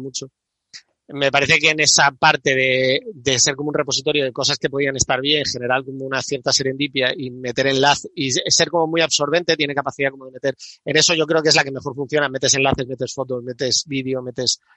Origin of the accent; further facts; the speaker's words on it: Andalusia, Spain; yo soy, yo soy de Andalucía